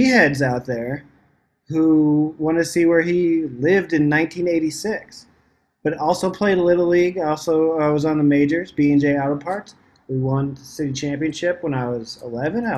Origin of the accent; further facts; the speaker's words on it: Muscatine, Iowa, United States; my hometown is Muscatine, Iowa